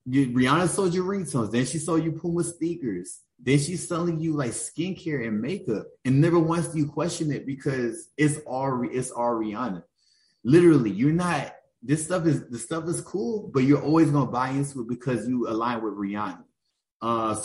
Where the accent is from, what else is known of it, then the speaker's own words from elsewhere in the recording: Augusta, Georgia, United States; I'm from Augusta, Georgia